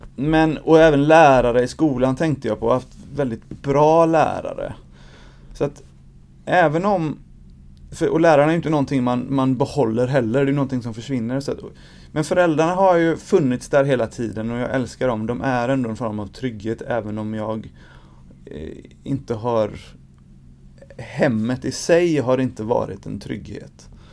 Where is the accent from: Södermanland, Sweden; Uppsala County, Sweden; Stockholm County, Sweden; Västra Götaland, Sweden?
Västra Götaland, Sweden; Gothenburg; jag är uppvuxen i Angered